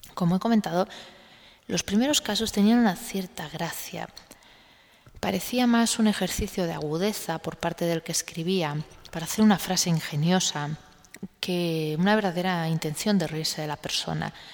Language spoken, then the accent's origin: Spanish; Spain; en un país como el español